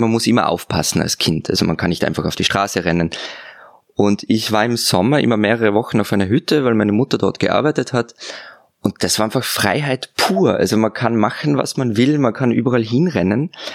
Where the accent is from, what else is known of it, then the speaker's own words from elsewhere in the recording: Innsbruck, Tyrol, Austria; moved away as an adult; now in Vienna, Austria; Ich komme aus Innsbruck